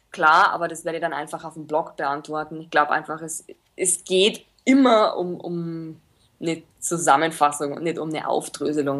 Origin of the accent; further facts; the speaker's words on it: Linz, Upper Austria, Austria; now in Munich, Germany; ich bin aus Linz gebürtig, bin aber nach München ausgewandert und lebe jetzt hier